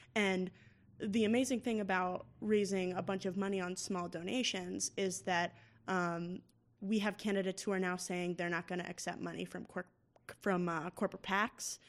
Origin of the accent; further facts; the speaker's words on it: Massachusetts, United States; my home state of Massachusetts